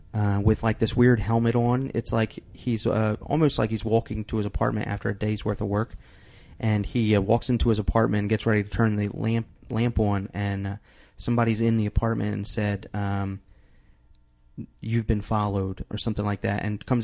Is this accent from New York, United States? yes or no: yes; New York, United States; I'm from New York.